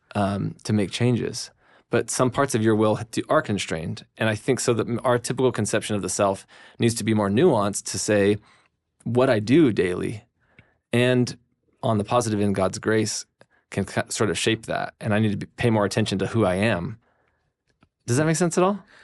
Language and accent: English; United States; as Americans